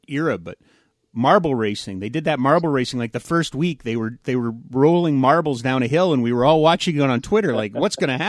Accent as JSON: {"language": "English", "town": "Calgary", "region": "Alberta", "country": "Canada", "tie": "born or raised there"}